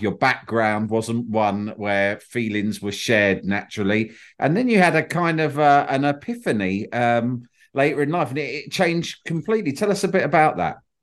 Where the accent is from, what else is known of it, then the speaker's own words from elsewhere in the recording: United Kingdom; I'm, I'm British